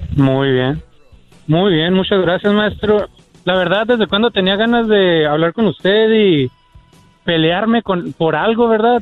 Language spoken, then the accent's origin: Spanish; United States; nací en Estados Unidos, pero de padres mexicanos